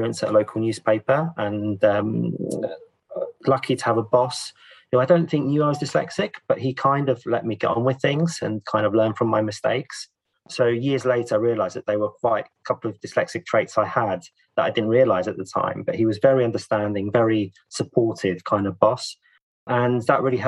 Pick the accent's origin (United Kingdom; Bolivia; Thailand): United Kingdom; London; also born or lived in Italy; I was born in London